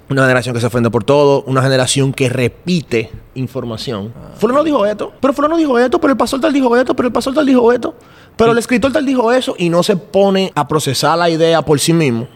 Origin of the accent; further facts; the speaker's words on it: Dominican Republic; soy de República Dominicana